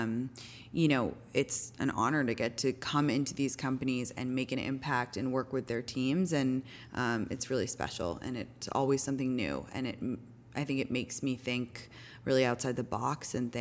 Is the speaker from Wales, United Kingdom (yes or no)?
no; London, United Kingdom; also born or lived in New York; now in California, United States; I'm from England originally. I grew up in London